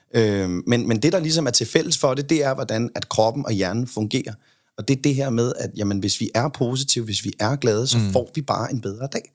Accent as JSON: {"language": "Danish", "town": "Copenhagen", "region": "Capital Region of Denmark", "country": "Denmark", "said": "Jeg kommer fra Amager."}